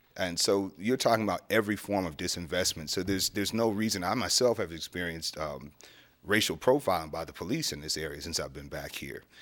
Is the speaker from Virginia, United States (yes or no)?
no; Erie, Pennsylvania, United States; moved away as an adult; this is my hometown.